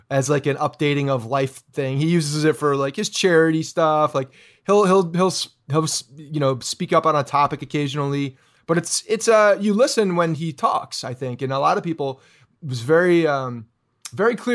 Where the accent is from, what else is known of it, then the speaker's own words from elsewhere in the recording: Canada; I'm Canadian.